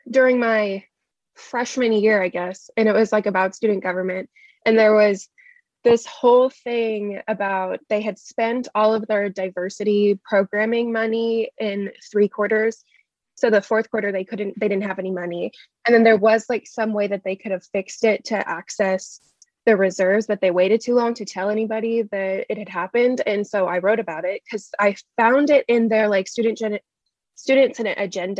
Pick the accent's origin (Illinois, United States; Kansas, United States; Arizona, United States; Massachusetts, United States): Kansas, United States; Shawnee; I'm from Shawnee, Kansas, originally, which is just like 20 minutes away from Olathe. And I went to Mill Valley High School here